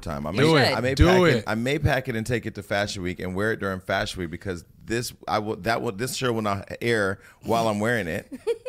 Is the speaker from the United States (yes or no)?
yes; West Coast, United States; I'm from the West Coast where we don't take the train.